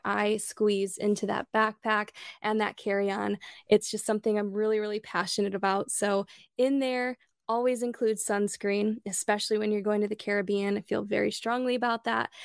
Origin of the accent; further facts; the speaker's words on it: Midwest, United States; moved away as an adult; also born or lived in Michigan / Illinois / Chicago; now in Sarasota, United States; we're both born and raised in the Midwest